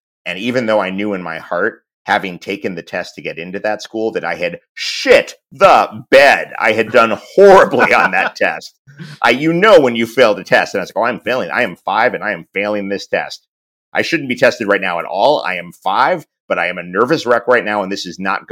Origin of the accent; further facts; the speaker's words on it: New York, United States; growing up in New York